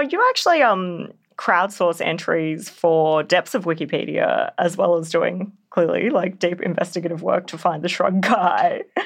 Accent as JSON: {"language": "English", "town": "Canberra", "region": "Australian Capital Territory", "country": "Australia", "tie": "born or raised there", "said": "my hometown in Canberra"}